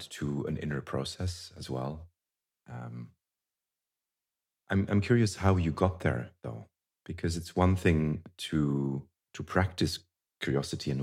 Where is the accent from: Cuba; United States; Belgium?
Belgium; I grew up in Belgium